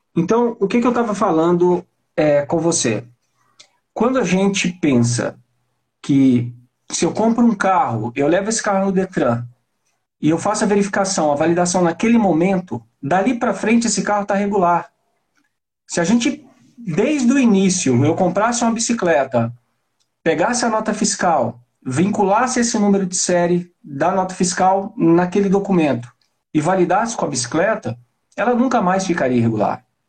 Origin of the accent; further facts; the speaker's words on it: Belo Horizonte, Minas Gerais, Brazil; eu estou em Belo Horizonte